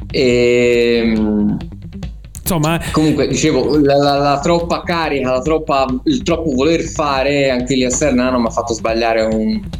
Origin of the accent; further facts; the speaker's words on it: Florence, Tuscany, Italy; Sì, vabbè, così perché sono di Firenze, diciamo.